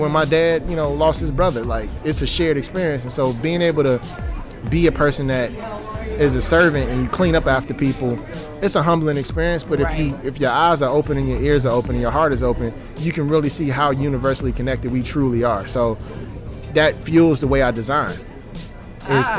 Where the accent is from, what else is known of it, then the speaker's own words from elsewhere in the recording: Chicago, Illinois, United States; I'm originally from South Side of Chicago